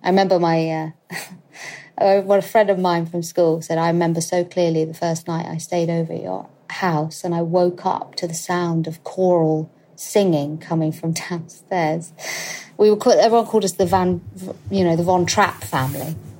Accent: London, United Kingdom; I'm currently living with my husband at my parents' house, at the in the house that I grew up

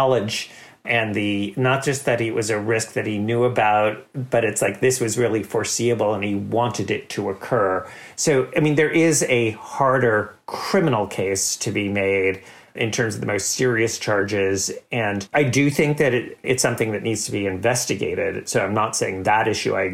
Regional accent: New York, United States; I'm from New York

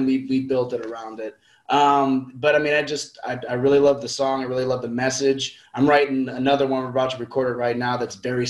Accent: about 30 minutes from Texas, the South, United States; Okay, so I was born in the South.

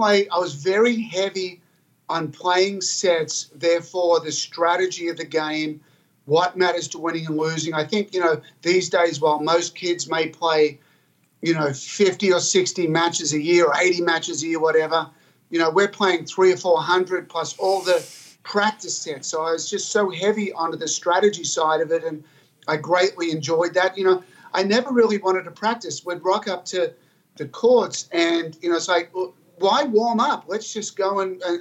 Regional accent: Albury, New South Wales, Australia; I grew up in Albury, Australia, a rural country place, but it's a hotbed of tennis

